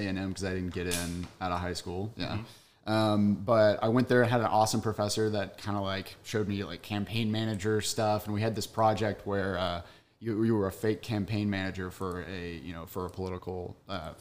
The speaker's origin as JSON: {"language": "English", "town": "Longview", "region": "Texas", "country": "United States", "tie": "born or raised there", "said": "I grew up in Longview, Texas."}